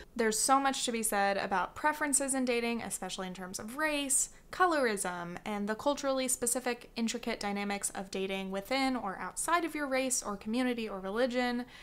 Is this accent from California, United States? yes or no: yes; California, United States; I'm a Californian.